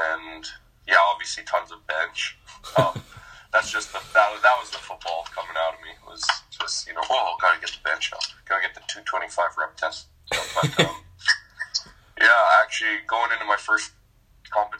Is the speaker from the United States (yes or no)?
no; Calgary, Alberta, Canada; I grew up in Calgary